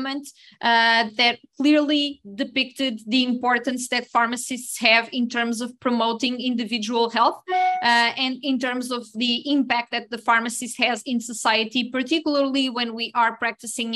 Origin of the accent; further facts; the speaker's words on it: Portugal; I'm a pharmacist from Portugal.